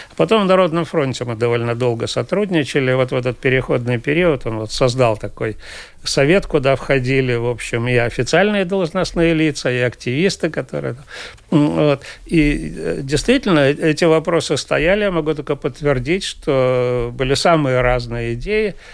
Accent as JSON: {"language": "Russian", "town": "Daugavpils", "region": "Latgale", "country": "Latvia", "tie": "born or raised there", "also_born_or_lived": "Riga", "moved": "as an adult", "said": "я же родился и вырос в Даугавпилсе"}